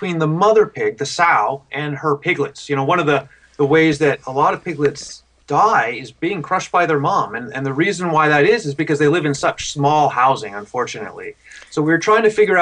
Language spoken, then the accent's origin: English; Canada; moved away; I grew up in Canada